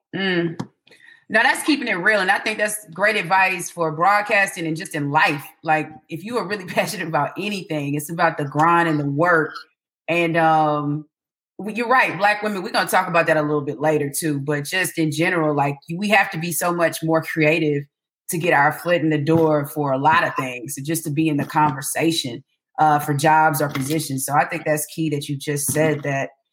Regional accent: Atlanta, Georgia, United States; growing up in Atlanta

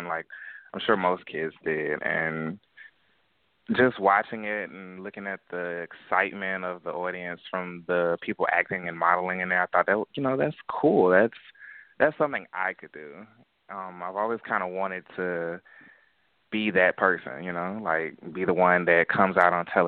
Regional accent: Atlanta, Georgia, United States; I was born and raised in Atlanta, Georgia

